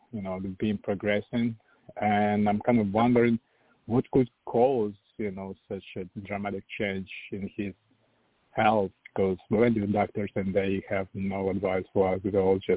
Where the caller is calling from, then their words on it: Virginia Beach, Virginia, United States; Good evening, everyone. … from Virginia Beach.